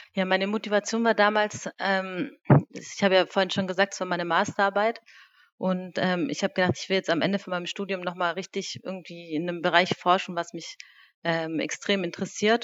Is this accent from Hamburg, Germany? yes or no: no; Reutlingen, Baden-Württemberg, Germany; moved away as an adult; also born or lived in Lake Constance / Stuttgart; now in Berlin, Germany; Ich bin äh, in Reutlingen geboren, ähm, habe die ersten Jahre im Hobuch gelebt, mhm. bin dort auch auf die Hobuchschule gegangen